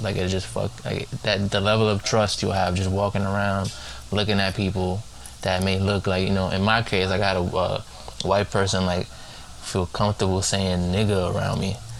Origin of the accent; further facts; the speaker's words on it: United States; I say we as an American